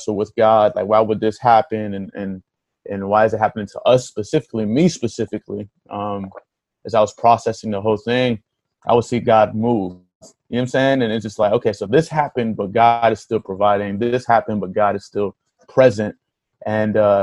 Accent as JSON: {"language": "English", "town": "Hollywood", "region": "Florida", "country": "United States", "tie": "born or raised there", "also_born_or_lived": "Miami, Florida", "said": "So I was born in Miami, raised in Hollywood. Hollywood is roughly like 20 minutes from Miami."}